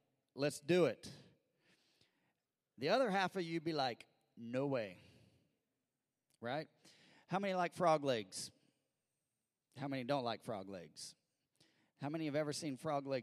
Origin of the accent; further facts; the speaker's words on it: Missouri, United States; I grew up in Missouri